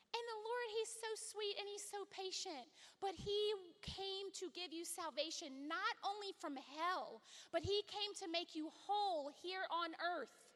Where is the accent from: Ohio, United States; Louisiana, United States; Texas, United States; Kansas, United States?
Louisiana, United States; I come from Louisiana